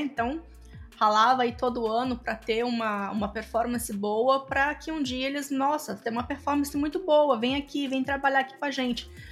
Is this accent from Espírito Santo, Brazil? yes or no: yes; Espírito Santo, Brazil; moved away as an adult; also born or lived in Campinas, Brazil; now in Tampa, United States; Eu sou capixaba.